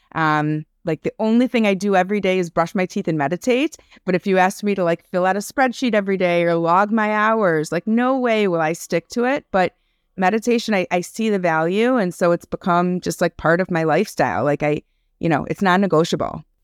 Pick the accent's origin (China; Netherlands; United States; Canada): United States; Highland Park, Illinois; also born or lived in Chicago; I am tuning in from Highland Park, Illinois. It's a suburb outside of Chicago. Um, born and raised here